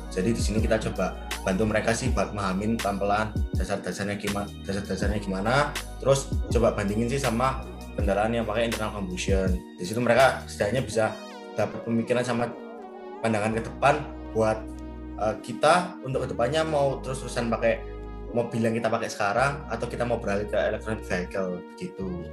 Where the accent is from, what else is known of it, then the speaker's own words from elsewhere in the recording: Surabaya, East Java, Indonesia; aku ya sebagai anak Surabaya